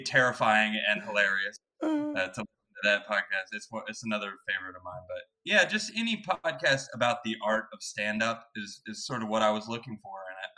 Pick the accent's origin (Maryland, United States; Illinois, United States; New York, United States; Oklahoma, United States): Oklahoma, United States; growing up in Oklahoma